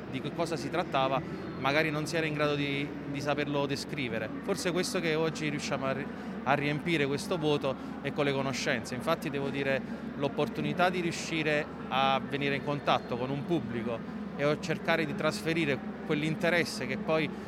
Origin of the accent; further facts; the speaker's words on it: Naples, Campania, Italy; perché da napoletani penso che la pizza ci rappresenta